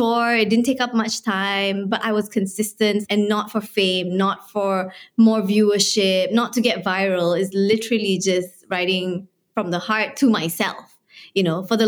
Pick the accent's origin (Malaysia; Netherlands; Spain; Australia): Malaysia; Kuala Lumpur; so I was born and raised in Kuala Lumpur. It's the capital of Malaysia